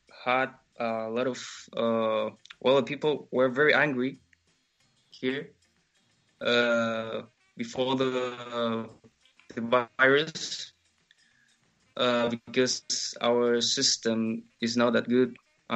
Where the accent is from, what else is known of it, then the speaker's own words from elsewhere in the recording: Curicó, Maule, Chile; also born or lived in Santiago; I'm from Curicó. Curicó, it's a town very near from Santiago. I grew up here, but I was born in Santiago.